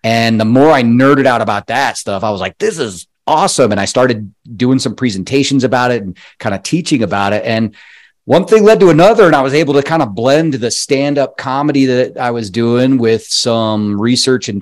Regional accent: Colorado, United States; moved away; I'm from Colorado originally

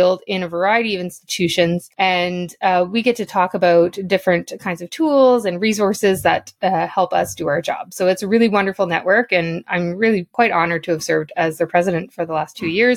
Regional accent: Northern Ontario, Canada; now in Toronto, Canada; I'm originally from Northern Ontario

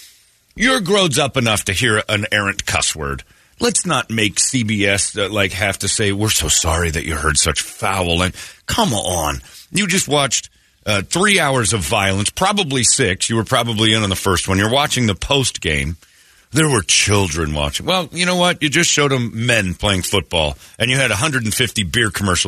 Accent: Mormon Arizona, United States; I grew up in Mormon, Arizona here

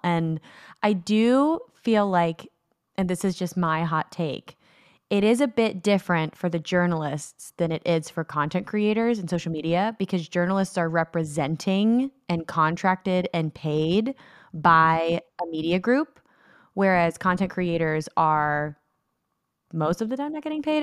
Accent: United States; as an American watching British media

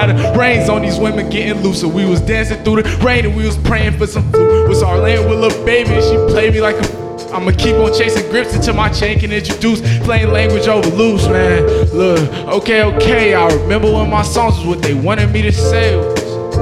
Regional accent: Charlotte, North Carolina, United States; I'm from North Charlotte

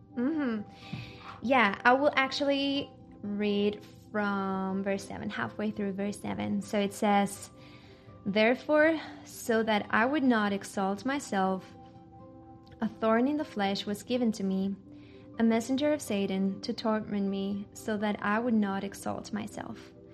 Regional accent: Chile; I was born and raised in Chile, South America

